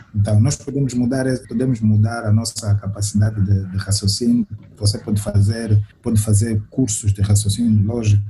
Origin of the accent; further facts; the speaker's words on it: Cabinda, Angola; now in Luanda, Angola; nós saímos, saímos de Cabinda